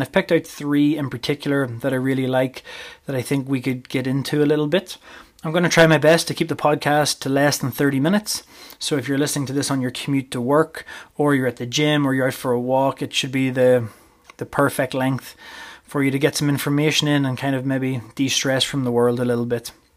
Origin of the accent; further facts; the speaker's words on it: Northern Ireland, United Kingdom; moved away as an adult; also born or lived in Portadown / Armagh; now in Canada; I was born and bred in Northern Ireland, and I lived there for the first twenty-three years of my life